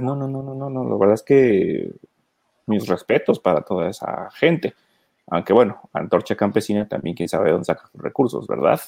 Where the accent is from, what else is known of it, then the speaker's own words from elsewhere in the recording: Mexico; como mexicanos